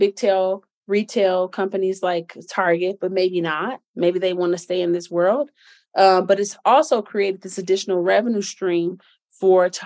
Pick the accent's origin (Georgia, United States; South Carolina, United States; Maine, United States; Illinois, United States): Illinois, United States; Chicago; I'm from Chicago